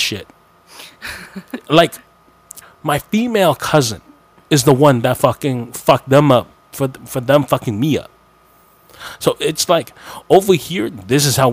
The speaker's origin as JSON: {"language": "English", "town": "Kitchener", "region": "Ontario", "country": "Canada", "tie": "born or raised there", "also_born_or_lived": "Mississauga / Toronto", "moved": "yes", "said": "I come from Kitchener, and Kitchener was a small town. And I grew up with blacks and Muslims and whites."}